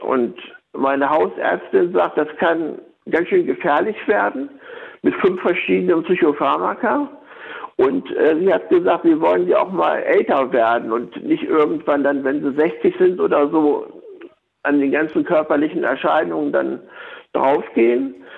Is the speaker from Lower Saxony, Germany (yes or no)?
yes; Laatzen, Lower Saxony, Germany; Ich komme aus Laatzen